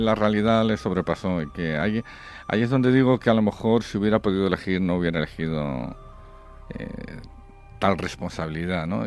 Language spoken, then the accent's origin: Spanish; Spain; como español